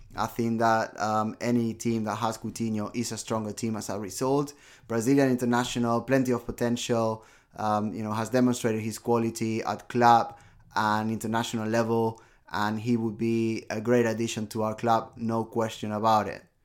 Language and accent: English; Barcelona, Catalonia, Spain; my hometown